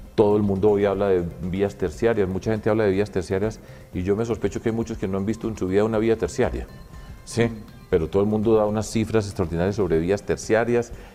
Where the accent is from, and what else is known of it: Colombia